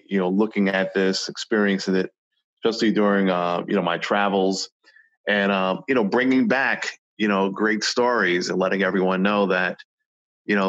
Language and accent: English; New York City, New York, United States; growing up in New York City, I was only exposed to the platforms that I saw, you know, in the Bronx and Brooklyn